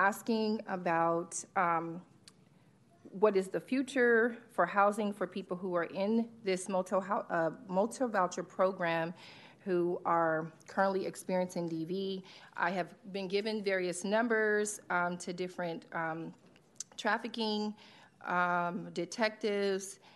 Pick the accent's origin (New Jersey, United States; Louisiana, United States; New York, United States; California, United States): California, United States; Sacramento; moved away as an adult; I was born and raised here in Sacramento. I left in 2013. I've been here since COVID